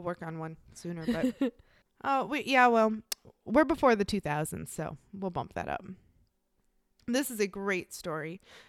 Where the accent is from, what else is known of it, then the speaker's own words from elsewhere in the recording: Midwest, United States; I am from the Midwest.